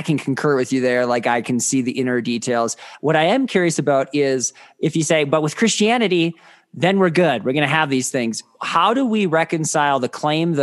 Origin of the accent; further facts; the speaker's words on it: Midwest, United States; where I grew up in the Midwest